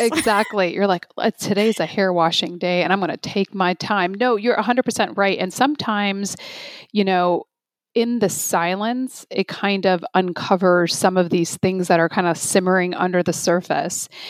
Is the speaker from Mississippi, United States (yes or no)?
no; Chicago, Illinois, United States; I'm from Chicago, so like the Midwest